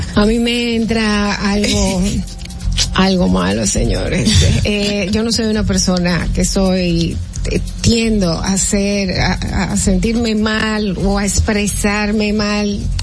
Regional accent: Dominican Republic; nosotros como dominicanos

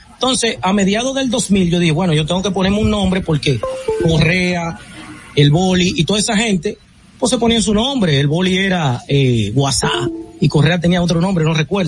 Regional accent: Herrera, Distrito Nacional, Dominican Republic; also born or lived in Los Ríos, Santo Domingo; Yo soy de Herrera, nací en Herrera, vivo en Los Ríos, pero me, me, me gusta decir que soy de Herrera porque ahí es que hago mi vida

